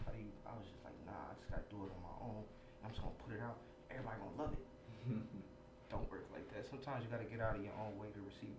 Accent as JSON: {"language": "English", "area": "Stuyvesant and Rosemont", "region": "New Jersey", "country": "United States", "tie": "born or raised there", "also_born_or_lived": "Ewing, New Jersey", "said": "I grew up on Stuyvesant and Rosemont until I turned 12 years old."}